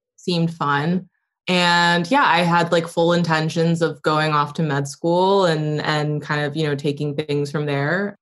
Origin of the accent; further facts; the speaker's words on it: upstate New York, United States; I grew up in upstate New York